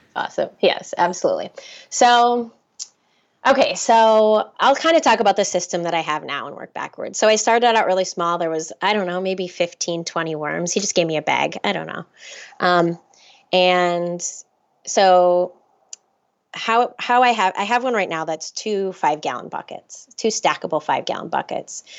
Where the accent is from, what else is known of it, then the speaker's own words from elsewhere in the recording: Minnesota, United States; I'm from Minnesota